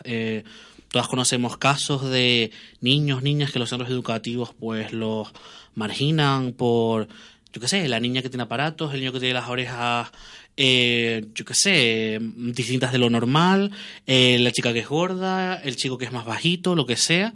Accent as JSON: {"language": "Spanish", "area": "Tenerife", "region": "Canary Islands", "country": "Spain", "said": "somos de Tenerife"}